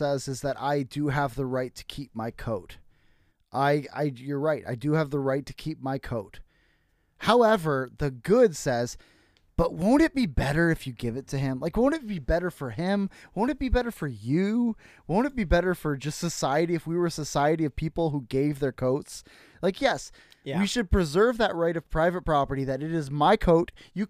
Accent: Iowa, United States

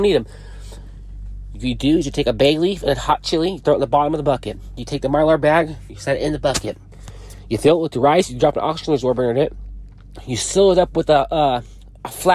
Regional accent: Portland, Oregon, United States; moved away as an adult; now in Texas, United States; I'm from Portland, moved to Texas

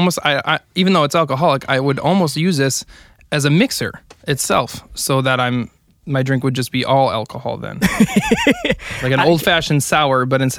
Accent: Appleton area, Wisconsin, United States; moved away as an adult; now in Denver, United States; I am originally from the Appleton area of Wisconsin, just south of Green Bay. And if I said my actual hometown, no one would have a clue where it is.

